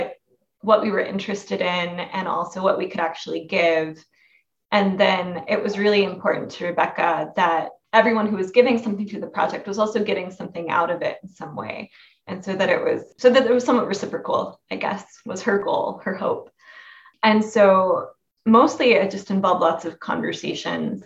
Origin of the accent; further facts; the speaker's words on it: Oklahoma, United States; I grew up in Oklahoma.